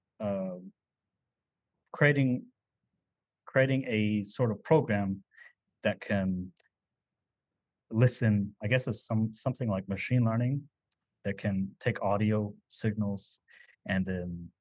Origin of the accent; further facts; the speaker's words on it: United States; first language Navajo; English is a second language; moved away; the Navajo language, my native language